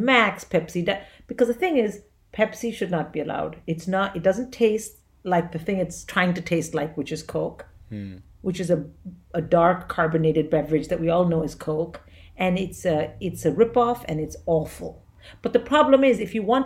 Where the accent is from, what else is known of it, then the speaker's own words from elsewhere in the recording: India; moved away; So when I was growing up in India, we had a closed economy.